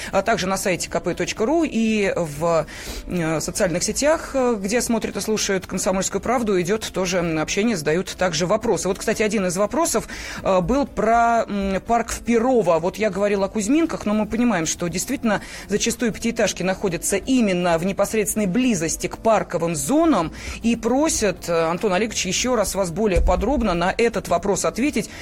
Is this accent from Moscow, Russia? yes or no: yes; Moscow, Russia; Мы с вами москвичи